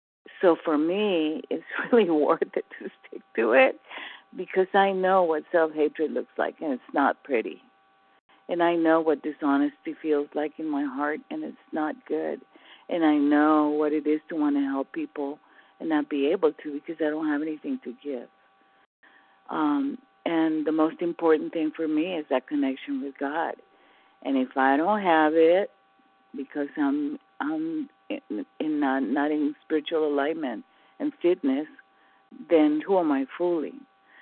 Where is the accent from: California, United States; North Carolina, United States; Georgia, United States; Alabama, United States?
California, United States; from California.